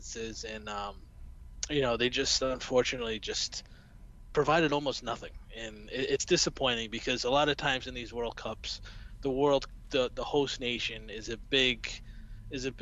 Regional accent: United States; accent: American; as you can tell by my accent, I'm an American

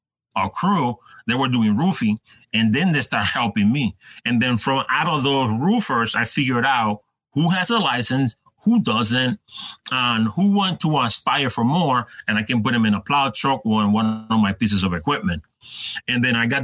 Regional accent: Puerto Rico; moved away; I grew up in Puerto Rico

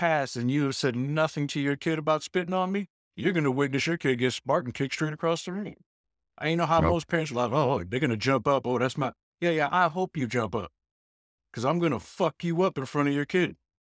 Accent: New York, United States; Born and raised in New York

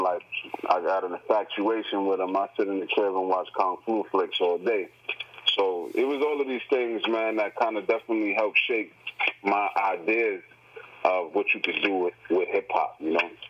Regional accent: New York City, New York, United States; I come from the Bronx

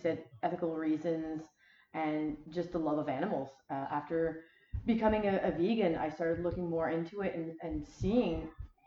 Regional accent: Wellington region, Prince Edward Island, Canada; I am born and raised in Prince Edward Island, specifically the Wellington region

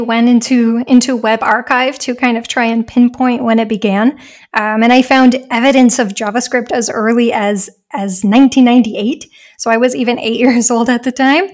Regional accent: United States; moved away as an adult; now in Germany

